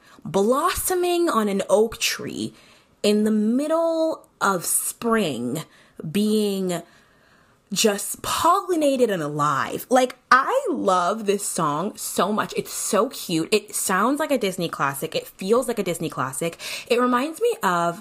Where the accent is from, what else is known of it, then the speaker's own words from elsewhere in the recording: St. Kitts & Nevis; I'm from St. Kitts and Nevis